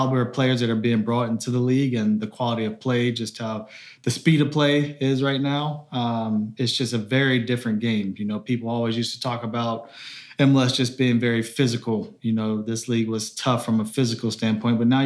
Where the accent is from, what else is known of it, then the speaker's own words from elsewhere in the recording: Raleigh, North Carolina, United States; I'm from Raleigh, North Carolina. And so, growing up when I was 5 years old, I grew up, you know, playing soccer